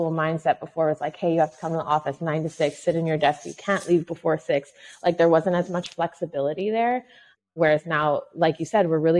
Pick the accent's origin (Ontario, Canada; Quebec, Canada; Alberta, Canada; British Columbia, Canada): Quebec, Canada; Montreal; also born or lived in New Brunswick / Toronto; I grew up basically in Montreal, Canada. I was actually born in New Brunswick, which is the East Coast. Raised very much in Montreal.